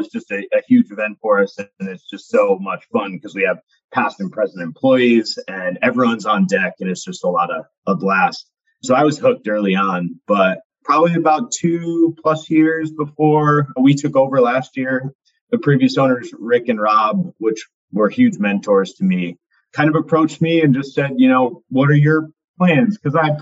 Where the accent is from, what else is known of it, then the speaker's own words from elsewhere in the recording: Ashaway, Rhode Island, United States; growing up in Ashaway